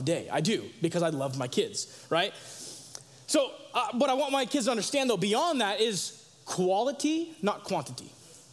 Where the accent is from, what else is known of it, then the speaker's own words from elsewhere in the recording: Sacramento, California, United States; also born or lived in Tampa Bay, Florida; now in Idaho, United States; I was born in Tampa Bay, Florida, right? However, my hometown where I grew up is Sacramento, California.